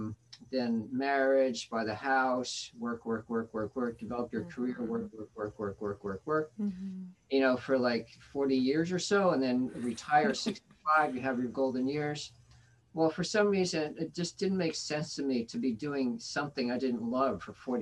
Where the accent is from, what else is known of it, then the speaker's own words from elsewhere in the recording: Northern New Jersey, United States; I was born in Northern New Jersey, Baptist